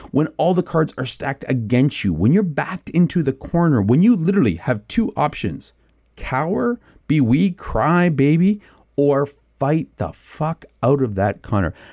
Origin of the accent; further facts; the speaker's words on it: Canada; I'm a, I'm a Canadian who can't ice skate